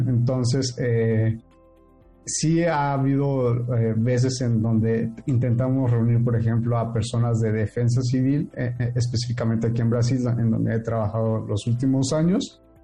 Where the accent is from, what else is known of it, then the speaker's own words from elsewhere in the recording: State of Mexico, Mexico; yo soy del Estado de México